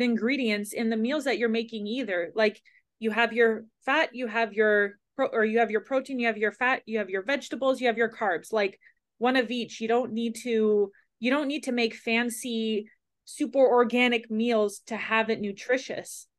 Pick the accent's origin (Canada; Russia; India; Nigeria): Canada; Ontario; moved away; I grew up in Ontario